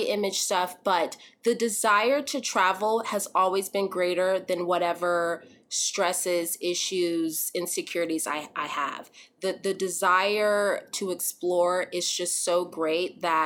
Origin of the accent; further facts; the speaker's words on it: Texas, United States; also born or lived in Arizona; I grew up in Texas, primarily as a kid in Arizona, but primarily in Texas.